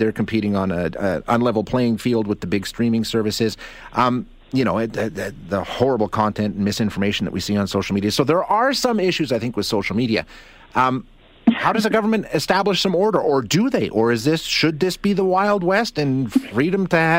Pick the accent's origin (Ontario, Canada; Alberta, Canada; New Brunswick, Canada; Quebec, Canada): Alberta, Canada; I'm almost 50 years old, born and raised in Alberta